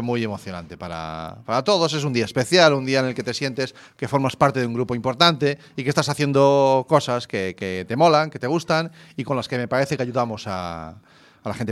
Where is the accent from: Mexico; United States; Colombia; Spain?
Spain; Zarautz, Basque Country; moved away; mi infancia, nuestra infancia fue en el Cantábrico, en Zarauz